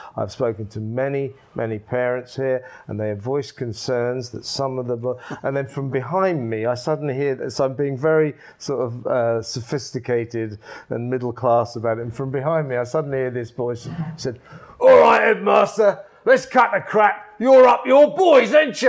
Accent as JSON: {"language": "English", "town": "Ashford", "region": "South East England", "country": "United Kingdom", "tie": "born or raised there", "also_born_or_lived": "Isleworth", "said": "that's where I grew up, Ashford, Middlesex."}